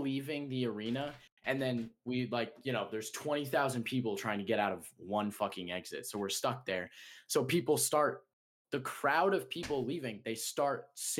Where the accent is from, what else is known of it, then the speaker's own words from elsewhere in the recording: Chicago, Illinois, United States; I'm real Chicagoan.